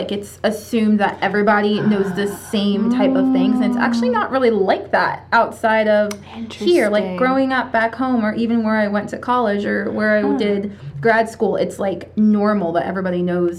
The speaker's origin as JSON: {"language": "English", "area": "Lancaster County", "region": "Pennsylvania", "country": "United States", "tie": "born or raised there", "said": "I'm as American as a cheeseburger, though. I grew up here."}